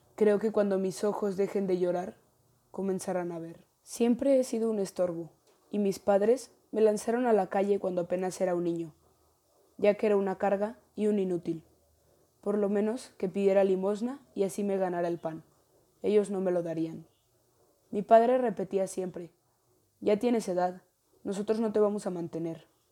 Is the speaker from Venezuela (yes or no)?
no; León, Guanajuato, Mexico; también soy de León, Guanajuato.